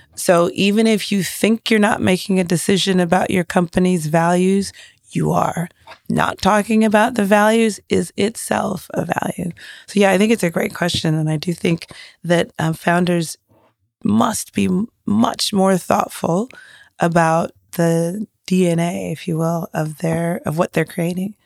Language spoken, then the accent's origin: English; Nigeria; as a Nigerian